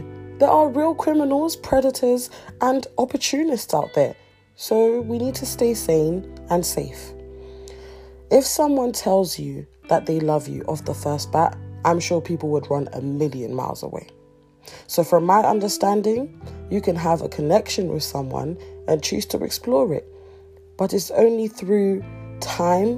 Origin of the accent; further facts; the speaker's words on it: Nigeria; I'm Nigerian, and where I come from, love is easily felt and said